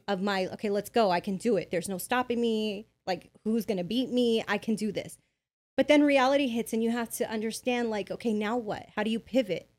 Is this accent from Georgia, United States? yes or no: no; Bell, California, United States; I grew up in Bell, California.